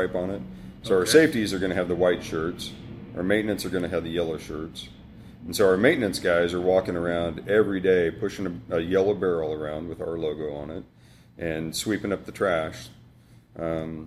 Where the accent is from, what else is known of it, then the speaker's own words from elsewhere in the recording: Johnson County, Kansas, United States; I grew up, I mean, I grew up in Johnson County